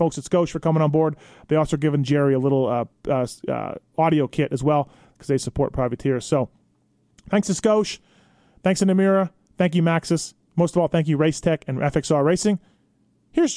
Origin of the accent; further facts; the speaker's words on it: Manitoba, Canada; I'm from Manitoba, not far from Minnesota